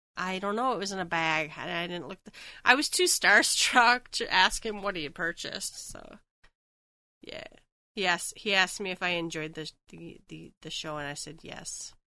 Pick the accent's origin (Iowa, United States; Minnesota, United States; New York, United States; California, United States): Minnesota, United States; I'm from Minnesota, so land of ice castles